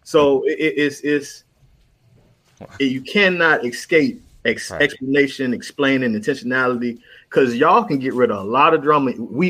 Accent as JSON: {"language": "English", "region": "Florida", "country": "United States", "tie": "born or raised there", "said": "I grew up in Florida."}